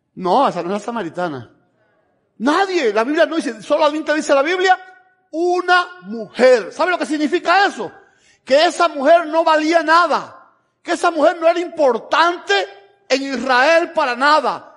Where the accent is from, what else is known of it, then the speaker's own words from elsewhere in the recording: Camagüey, Cuba; moved away as an adult; also born or lived in Tennessee, United States; now in United States; vivimos en Camagüey, somos de Camagüey